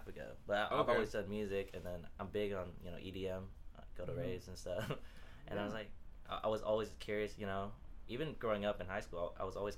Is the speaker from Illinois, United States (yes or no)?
no; Sacramento, California, United States; also born or lived in Berkeley; I grew up in Sacramento, and then I moved away for college